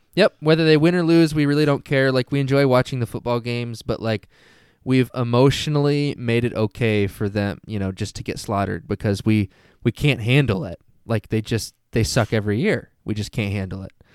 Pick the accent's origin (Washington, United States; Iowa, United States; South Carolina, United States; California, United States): Washington, United States; now in Michigan, United States; I grew up in Washington